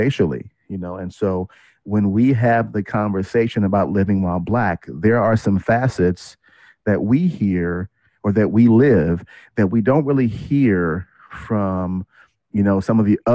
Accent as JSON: {"language": "English", "town": "Kansas City", "country": "United States", "said": "I'm from Kansas City. I'm a Midwest boy."}